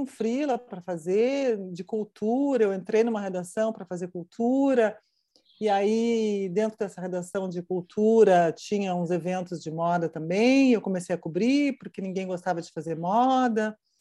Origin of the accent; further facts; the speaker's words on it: Rio Grande do Sul, Brazil; accent: gaúcho; moved away as an adult; also born or lived in Curitiba; eu tinha já saído do Rio Grande do Sul e ido morar em, em, em Curitiba. E cheguei em Curitiba, o que eu queria fazer era televisão. E televisão ah, na época, uh, eles achavam que o meu sotaque gaúcho era uhum. muito pesado, muito forte